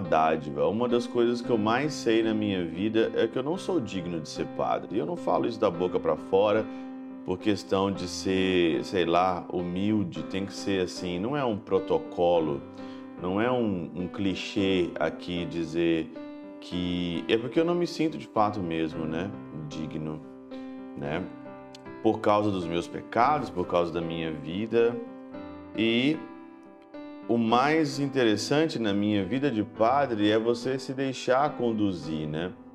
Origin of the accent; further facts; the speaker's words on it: Ouro Branco, Minas Gerais, Brazil; moved away; eu estava na minha terra natal, em Ouro Branco, na minha paróquia